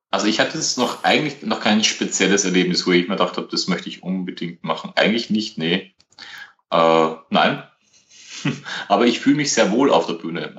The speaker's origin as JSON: {"language": "German", "region": "Vienna", "country": "Austria", "said": "ich komme aus Österreich, aus der Nähe von Wien"}